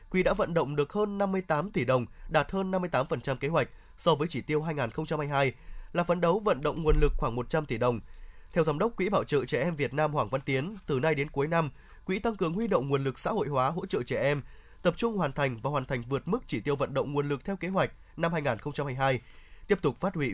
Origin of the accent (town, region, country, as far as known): Son Tay, Hanoi, Vietnam